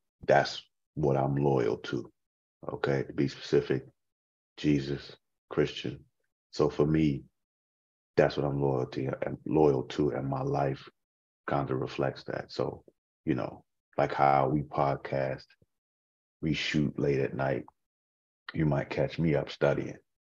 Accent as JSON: {"language": "English", "town": "Boston", "region": "Massachusetts", "country": "United States", "tie": "born or raised there", "moved": "yes", "lives_now": "Maryland, United States", "said": "I'm from Boston. I live in Maryland now"}